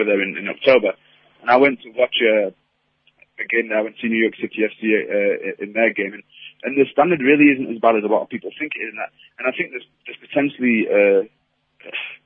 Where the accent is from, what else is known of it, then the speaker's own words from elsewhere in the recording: England, United Kingdom; as an English person